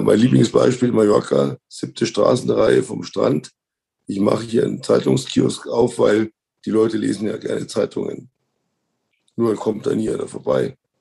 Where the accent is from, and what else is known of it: Munich, Bavaria, Germany; born or raised there